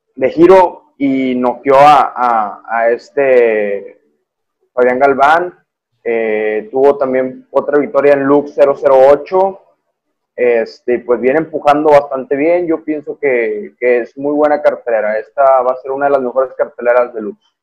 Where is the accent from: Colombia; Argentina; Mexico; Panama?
Mexico; Monterrey, Nuevo León; como regio yo